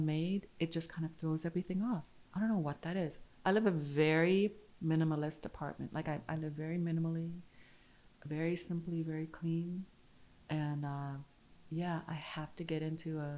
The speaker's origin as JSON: {"language": "English", "country": "Canada", "moved": "yes", "said": "I'm from Canada originally"}